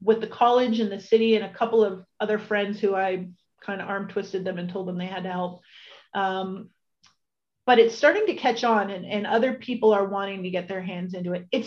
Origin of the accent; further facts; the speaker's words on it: Welland, Ontario, Canada; also born or lived in Toronto; my hometown